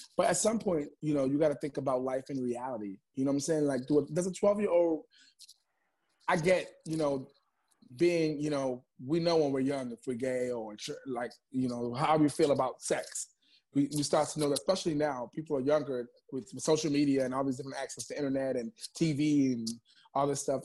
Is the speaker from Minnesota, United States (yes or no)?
no; New York City, New York, United States; also born or lived in Bronx, New York; I'm in the Bronx right now recording, but I'm from Harlem, New York